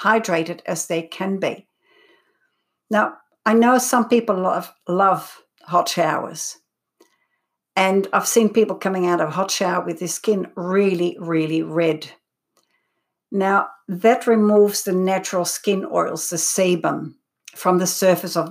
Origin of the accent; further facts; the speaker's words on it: Netherlands; also born or lived in Belgium; now in Australia; when I came to Australia 37 years ago, I'm originally from Holland, growing up in Belgium as well